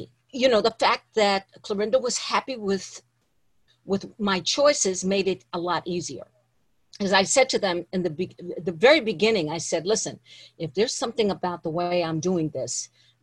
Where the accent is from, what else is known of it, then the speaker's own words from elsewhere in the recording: New York, United States; also born or lived in Trinidad; I grew up in New York, you know. I grew up in New York